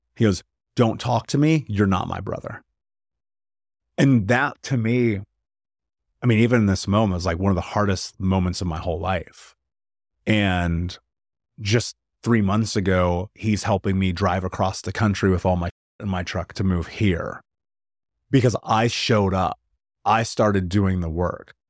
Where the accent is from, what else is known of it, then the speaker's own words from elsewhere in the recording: United States; I grew up in America